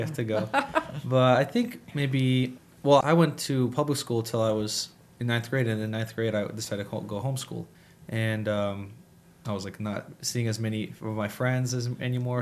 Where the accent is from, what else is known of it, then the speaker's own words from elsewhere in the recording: Harrisonburg, Virginia, United States; also born or lived in Massachusetts; we finally settled in Harrisonburg and I went to school here all my life. So I've, I've lived here and this is where I grew up